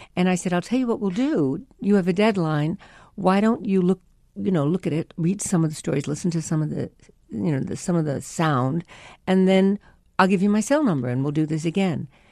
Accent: New York, United States; I was from New York. I'd gone to performing arts in Barnard

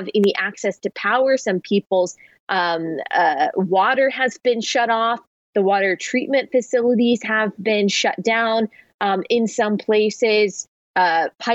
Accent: Texas, United States; Growing up in Texas, we would be super excited if we had one day of like kind of icy snow

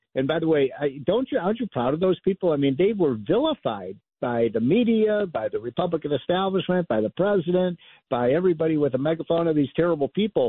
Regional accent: Illinois, United States; I'm from Illinois

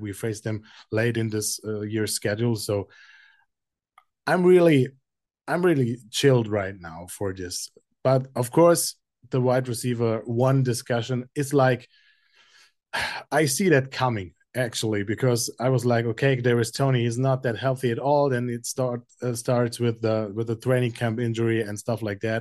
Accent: Frankfurt, Hesse, Germany; as a native of Frankfurt, seeing my first Chiefs game in my hometown at Frankfurt

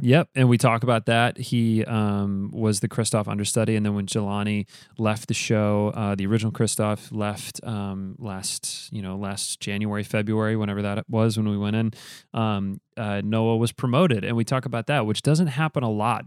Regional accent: Grand Rapids, Michigan, United States; We grew up in Grand Rapids together doing theater, um, in high school

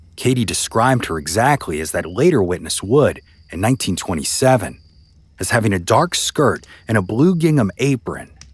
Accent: New Orleans, Louisiana, United States; my hometown of New Orleans, Louisiana.

